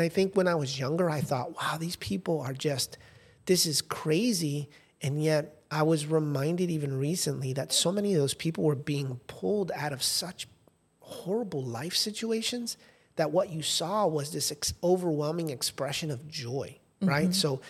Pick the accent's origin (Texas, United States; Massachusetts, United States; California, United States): Massachusetts, United States; New Bedford; also born or lived in Fort Lauderdale; this community that I grew up with in New Bedford, Massachusetts. And then we moved to Fort Lauderdale.